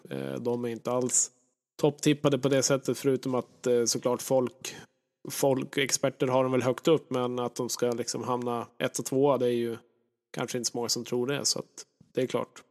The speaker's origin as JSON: {"language": "Swedish", "region": "Norrland", "country": "Sweden", "said": "jag är ju verkligen en norrlänning, född, född på fel ställe på jorden"}